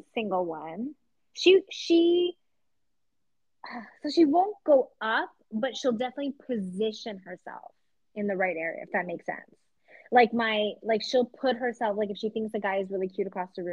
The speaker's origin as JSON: {"language": "English", "town": "Vancouver", "region": "British Columbia", "country": "Canada", "moved": "yes", "lives_now": "United States", "said": "I'm from Vancouver"}